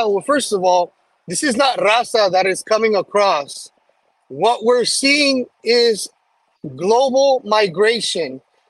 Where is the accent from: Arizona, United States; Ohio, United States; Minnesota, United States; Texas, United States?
Texas, United States; El Paso; I was born and raised in El Paso, Texas, I come from a predominantly strong Democrat hold city, very, very Democrat, very blue.